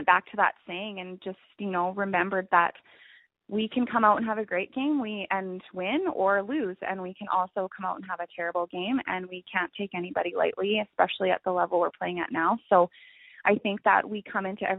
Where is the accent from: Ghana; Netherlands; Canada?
Canada; Alberta; we're from Alberta